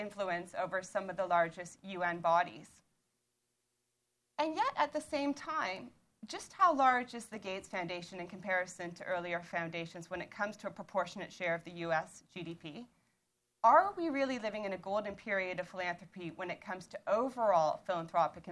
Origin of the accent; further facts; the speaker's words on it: Toronto, Ontario, Canada; moved away as an adult; now in Colchester, United Kingdom; as you can tell from my accent, I'm from Toronto